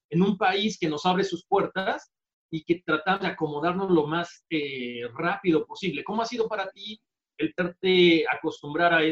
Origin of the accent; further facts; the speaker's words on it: Oaxaca, Mexico; moved away; Yo soy de Oaxaca.